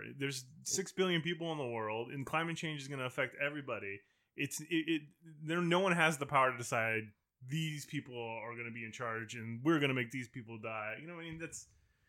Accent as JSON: {"language": "English", "region": "California", "country": "United States", "tie": "born or raised there", "said": "I grew up in the Bay Area. I mean, I've seen snow in my front yard once in my entire life."}